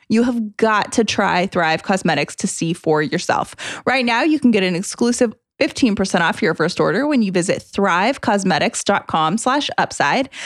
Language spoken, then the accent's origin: English; United States